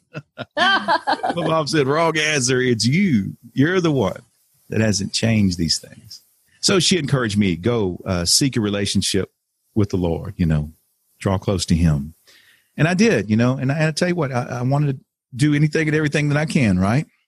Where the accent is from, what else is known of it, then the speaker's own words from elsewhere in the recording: Texas, United States; moved away as an adult; also born or lived in Cleveland, Ohio / Beaumont, Texas; I ended up going back home to Texas. I'm from Texas, so I went back home